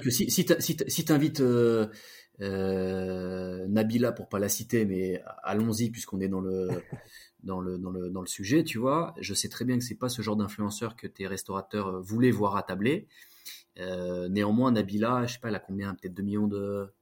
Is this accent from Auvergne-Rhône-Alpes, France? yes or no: yes; Grenoble, Auvergne-Rhône-Alpes, France; je viens de Grenoble